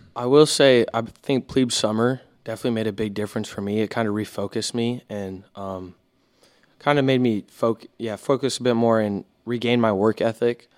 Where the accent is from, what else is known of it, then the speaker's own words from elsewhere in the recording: Houston, Texas, United States; I'm from Houston, Texas.